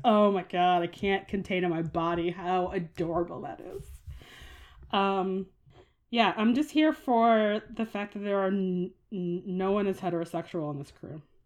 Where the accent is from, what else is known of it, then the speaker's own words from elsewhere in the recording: United States; as an American